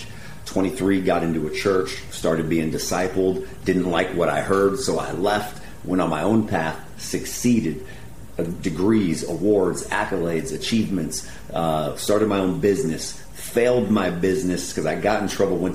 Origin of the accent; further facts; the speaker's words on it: Corvallis, Oregon, United States; moved away as an adult; also born or lived in Portland, Oregon; now in Inglewood, United States; I'm just a hometown kid, man. Corvallis High School